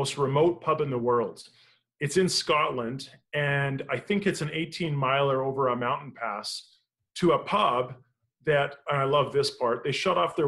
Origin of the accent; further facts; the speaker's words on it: Canada; I'm Canadian